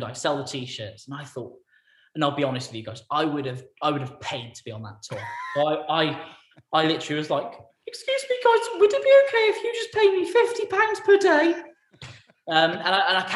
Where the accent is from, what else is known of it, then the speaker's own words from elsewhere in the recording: England, United Kingdom; also born or lived in Weston-super-Mare; I was from England, I think, that I wasn't from on his doorstep